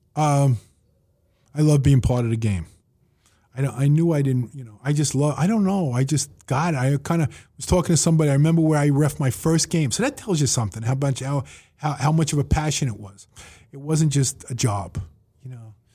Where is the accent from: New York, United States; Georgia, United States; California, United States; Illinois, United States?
New York, United States; New York City; I grew up in Woodhaven